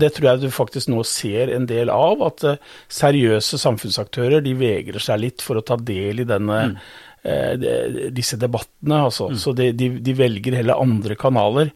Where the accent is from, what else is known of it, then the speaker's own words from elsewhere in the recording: Modum, Buskerud, Norway; jeg er født og oppvokst på Modum